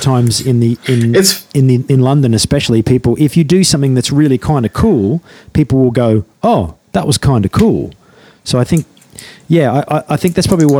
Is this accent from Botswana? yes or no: no; Australia; moved away as an adult; now in United Kingdom; I moved to this country is because in my home country of Australia